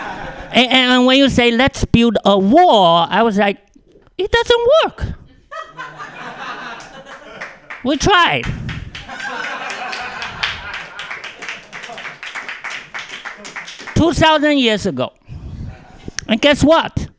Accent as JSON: {"language": "English", "country": "China", "tie": "born or raised there", "second_language": "English", "moved": "yes", "lives_now": "United States", "said": "I'm originally from China"}